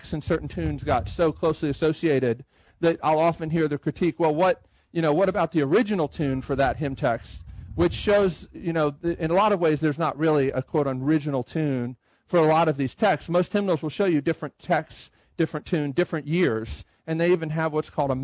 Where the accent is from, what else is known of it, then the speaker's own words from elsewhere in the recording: Baltimore, Maryland, United States; moved away as an adult; also born or lived in Boston; now in Nashville, United States; I'm from the Baltimore area